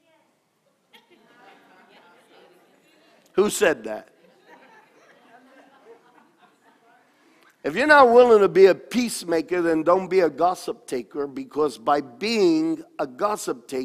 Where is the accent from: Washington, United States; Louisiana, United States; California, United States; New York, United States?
New York, United States; I grew up in New York. I mean, we played tackle on the cobblestone streets of New York